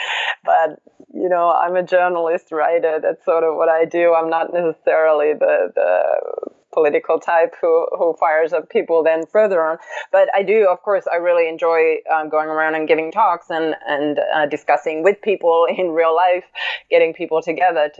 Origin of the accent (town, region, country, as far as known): Finland; moved away as an adult; now in New York City, United States